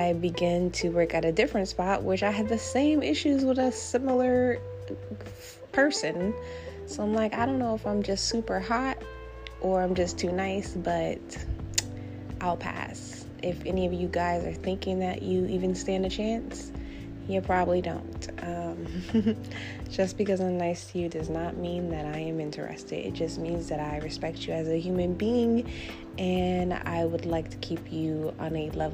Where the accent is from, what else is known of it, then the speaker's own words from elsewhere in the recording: New Jersey, United States; I'm from New Jersey